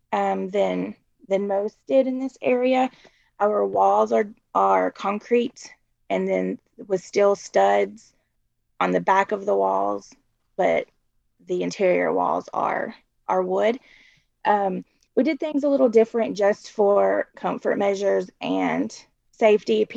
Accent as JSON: {"language": "English", "town": "Murfreesboro", "region": "Tennessee", "country": "United States", "moved": "as an adult", "lives_now": "Cookeville, United States", "said": "I'm from Murfreesboro"}